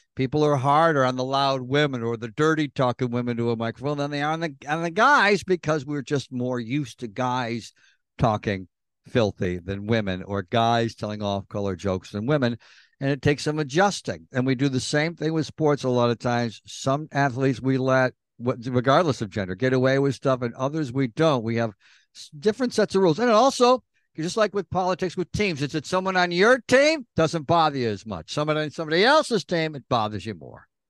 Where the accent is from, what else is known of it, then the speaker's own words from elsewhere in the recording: New York, United States; little boys growing up in New York.